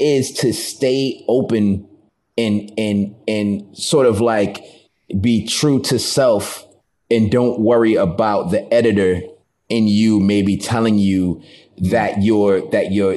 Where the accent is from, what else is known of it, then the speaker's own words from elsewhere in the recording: Taunton, Massachusetts, United States; moved away; also born or lived in Boston, Massachusetts / New York; I'm from Massachusetts, from a small town called Taunton